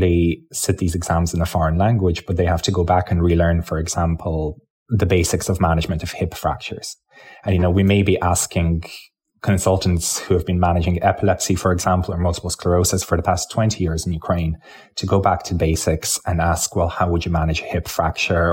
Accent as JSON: {"language": "English", "area": "County Clare", "region": "Munster", "country": "Ireland", "tie": "born or raised there", "also_born_or_lived": "Lithuania", "first_language": "Lithuanian", "second_language": "English", "said": "I was born in Lithuania. I came to Ireland as a child, and I grew up in County Clare"}